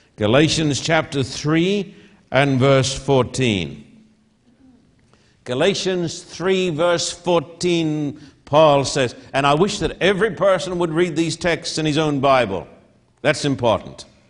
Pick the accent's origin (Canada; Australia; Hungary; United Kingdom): Australia; now in United States; I'm an Australian